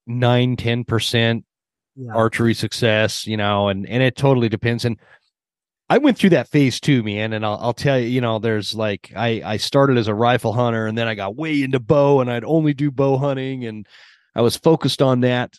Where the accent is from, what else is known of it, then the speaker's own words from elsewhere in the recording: Draper, Utah, United States; moved away; I grew up in Draper, Utah.